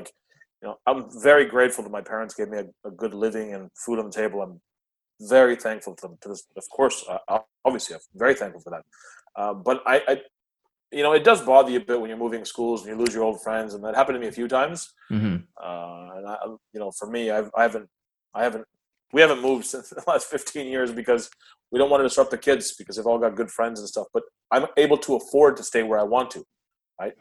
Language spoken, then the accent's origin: English; Canada; also born or lived in Karachi, Pakistan / United States; I was came to Canada when I was 4 years old